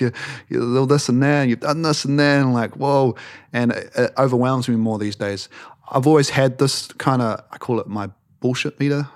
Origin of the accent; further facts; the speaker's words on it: New Zealand; we're from New Zealand